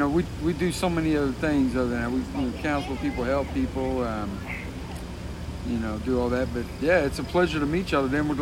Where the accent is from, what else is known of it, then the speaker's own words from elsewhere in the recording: Portsmouth, Ohio, United States; moved away as an adult; also born or lived in the South (US); I grew up here in Soda County as a kid, lived in the East End.